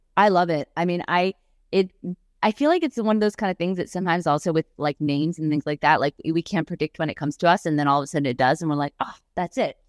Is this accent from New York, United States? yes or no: yes; New York, United States; moved away; as a New Yorker